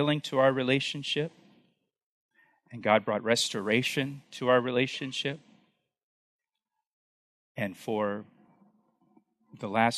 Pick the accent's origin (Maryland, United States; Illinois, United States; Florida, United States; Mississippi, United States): Florida, United States; when I was a kid growing up in Florida, we lived right along the Florida-Alabama Gulf Coast